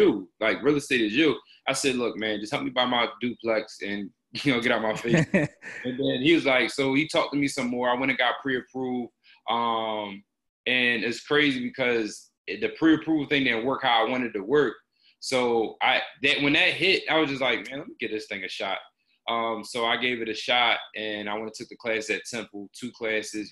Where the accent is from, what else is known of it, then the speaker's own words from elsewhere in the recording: Philadelphia, Pennsylvania, United States; I'm from Philly. So I'm kind of like on a couple different angles. So I'm from like uptown area of Philly. So my parents split when I was young. So my dad lived in Mount Airy.